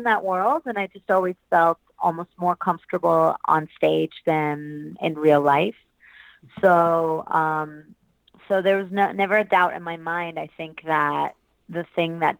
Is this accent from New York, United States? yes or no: yes; New York City, New York, United States; also born or lived in Hamburg, Germany; I was born in Germany, and we moved over to the States when I was 8 to New York City. So I grew up in Manhattan.